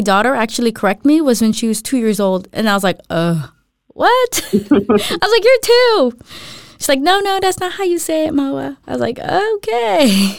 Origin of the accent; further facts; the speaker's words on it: Philippines; moved away; when I went to the U.S. when I was younger from the Philippines, there was a big group of Filipinos or Filipinas that would hang out.